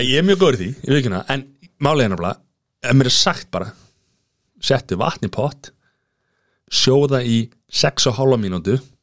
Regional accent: Grindavík, Southern Peninsula, Iceland; ég er að blá frá Greinvík

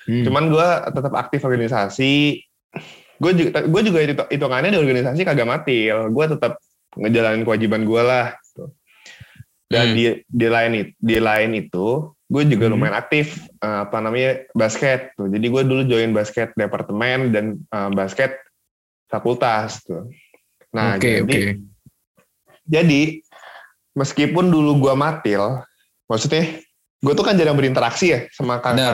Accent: Cilegon, Banten, Indonesia; jadi gue itu orang Cilegon gue tinggal di Cilegon

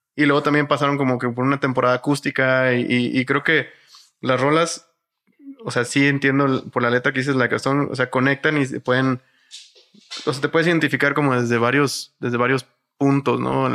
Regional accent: Matamoros, Tamaulipas, Mexico; moved away; Yo soy de Matamoros, Tamaulipas, eh, pero mi abuelo y mucha de mi familia es de acá, de, de el Estado de México

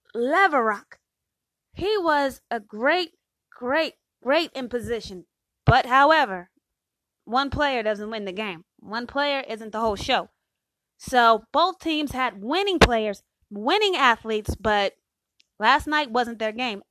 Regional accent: Phoenix, Arizona, United States; I'm from Phoenix

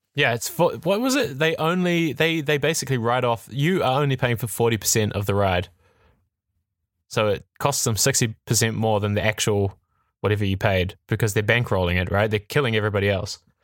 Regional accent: New Zealand; I'm from New Zealand. I grew up in a very small town

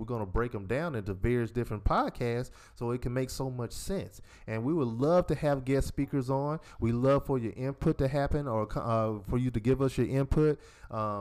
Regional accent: Decatur, Georgia, United States; We're 5 years apart, born and raised in Decatur, Georgia.

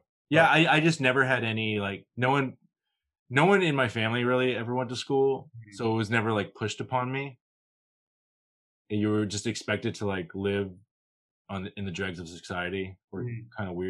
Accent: New York City, New York, United States; born there; Yeah, I mean, I'm kind of from New York. I was born in New York

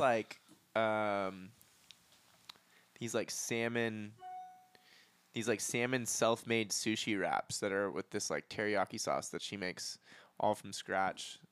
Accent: San Diego, California, United States; moved away as an adult; now in Los Angeles, United States; I'm from San Diego, but I've been in L A for the last six years.

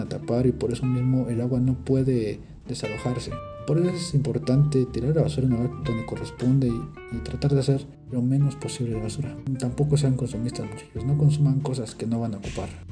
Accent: Mexico; así somos los mexicanos, alegres y simpáticos

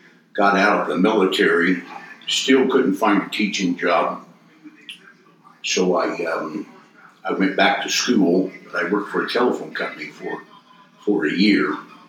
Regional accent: Terre Haute, Indiana, United States; moved away; And at the time, I was from Terre Haute.

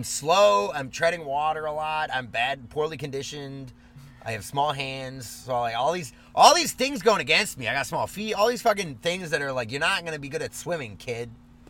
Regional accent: Germany; moved away; I was from Germany.

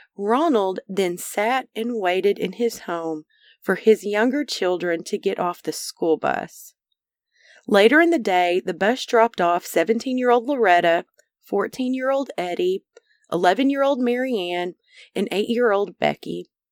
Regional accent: Arkansas, United States; Arkansas, the natural state, the namesake of this podcast where I was born and raised

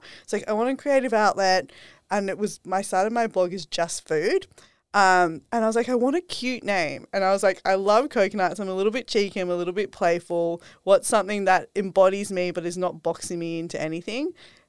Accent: Sydney, New South Wales, Australia; moved away as an adult; now in Gold Coast, Australia; I was brought up in Sydney and I was living full corporate life. This is also like part of my journey. And I decided to quit corporate last year. Now I'm living up here in the Gold Coast.

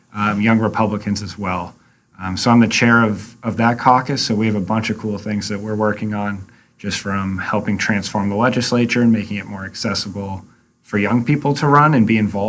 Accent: Amherst, New Hampshire, United States; moved away as an adult; I was born in Amherst and moved away for a little while and then came back and went to 4 years of middle school at AMS

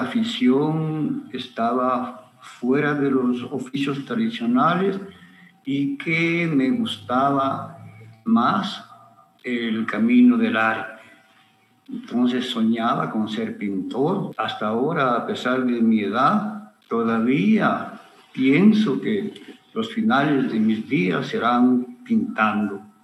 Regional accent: Ambato, Tungurahua, Ecuador; moved away as an adult; also born or lived in Guayaquil; nací aquí en Ambato en 1956.

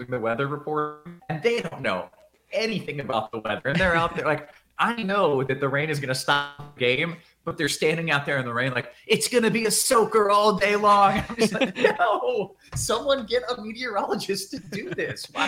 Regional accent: Tampa, Florida, United States; also born or lived in Dallas, Texas; now in Houston, United States; I grew up in Florida

